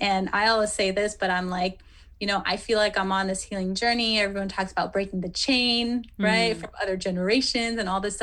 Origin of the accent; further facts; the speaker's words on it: Philippines; I'm Filipina, I'm Asian